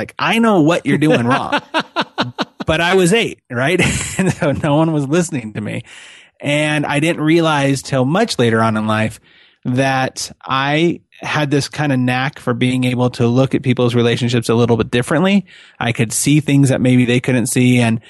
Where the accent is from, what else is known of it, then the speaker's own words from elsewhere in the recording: California, United States; now in Utah, United States; I live in Utah, and I'm born and raised in California. Like 2006 when we moved here